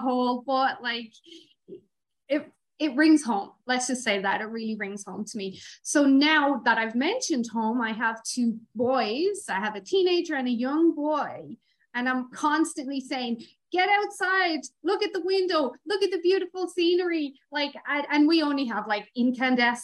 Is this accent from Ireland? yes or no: yes; Ireland; growing up in Ireland